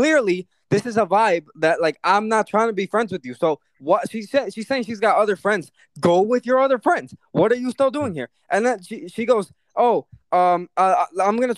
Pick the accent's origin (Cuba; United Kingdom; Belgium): Cuba; moved away